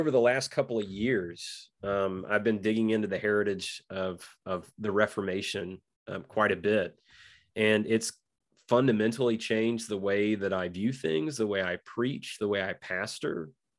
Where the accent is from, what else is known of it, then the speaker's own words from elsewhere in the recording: North Carolina, United States; Now I grew up in Eastern North Carolina, so seagulls have been around me my whole life.